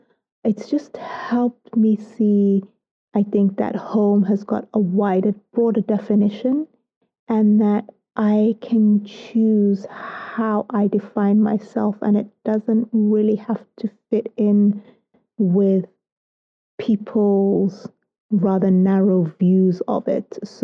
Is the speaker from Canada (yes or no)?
no; United Kingdom; I love to tell people that I'm British with Soto DNA